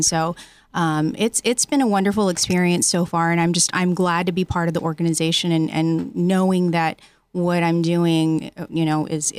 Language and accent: English; San Diego, California, United States; also born or lived in Riverside County, California; I'm actually originally from San Diego, but I lived out in Riverside Riverside County.